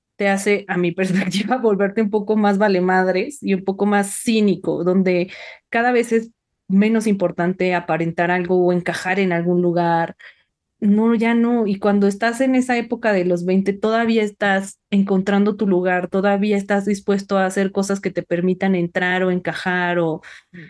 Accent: Mexico

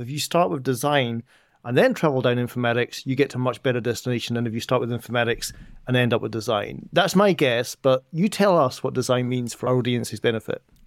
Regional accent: Edinburgh, Scotland, United Kingdom; moved away; back in my hometown of Edinburgh

